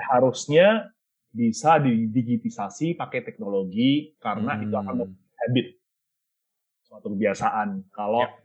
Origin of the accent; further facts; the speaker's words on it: Surakarta, Central Java, Indonesia; moved away; saya kan lahir di Solo